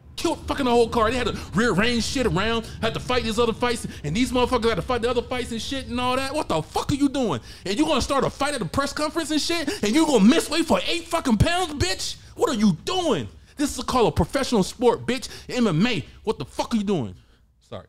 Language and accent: English; Georgia, United States; I'm from the South.